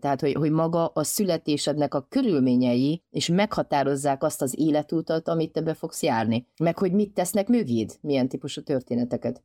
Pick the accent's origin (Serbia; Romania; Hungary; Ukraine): Romania; Transylvania; én erdélyi magyar vagyok